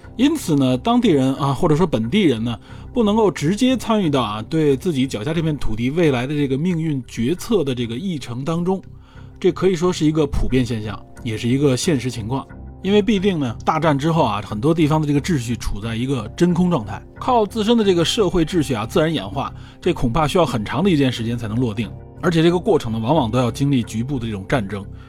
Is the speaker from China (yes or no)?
yes; China; 作为国人